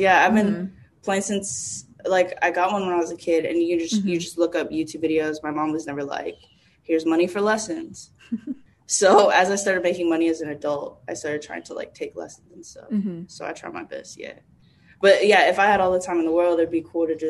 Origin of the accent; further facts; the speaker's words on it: Dallas, Texas, United States; now in New York City, United States; I'm from Dallas, Texas